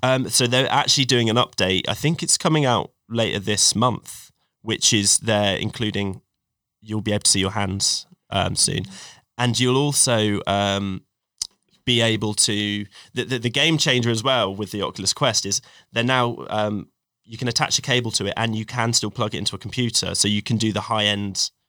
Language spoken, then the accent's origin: English; Cornwall, South West England, United Kingdom; also born or lived in Sheffield; grew up in Cornwall